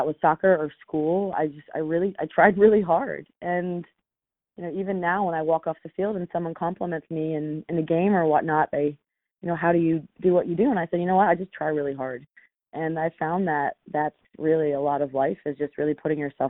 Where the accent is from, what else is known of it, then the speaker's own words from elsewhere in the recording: Silver Spring, Maryland, United States; I grew up in Silver Spring, Maryland, not far from where I live now